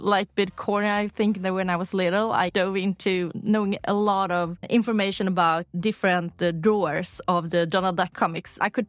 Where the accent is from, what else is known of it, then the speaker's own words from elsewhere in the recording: Uddevalla, Västra Götaland, Sweden; English is a second language; also born or lived in Lysekil; now in Stockholm, Sweden; I grew up in Uddevalla. It's a smaller town on the west coast, Bohuslän. But I have my family in town either further out the coastline in Lysekil, where my father's from. So when I go back home nowadays, I go to Lysekil.